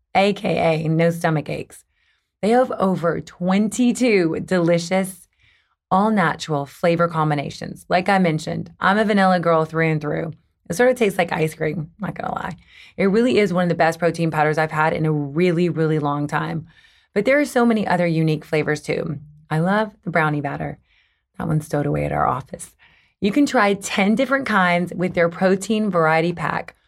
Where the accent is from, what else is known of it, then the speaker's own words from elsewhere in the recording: the South, United States; now in Los Angeles, United States; I'm from the South